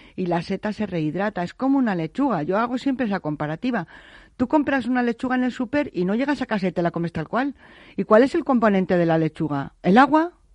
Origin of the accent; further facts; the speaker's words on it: Navaleno, Castile and León, Spain; vengo de un pueblo de Soria, que es Navaleno, que yo siempre digo que es la cuna de la micología. En donde yo, yo he nacido y me he movido entre canastas de setas y trufa